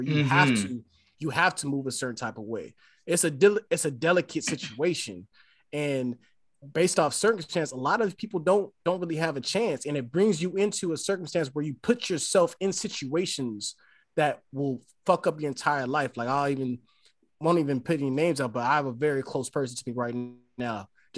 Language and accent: English; California, United States; now in Atlanta, United States; I come from Cali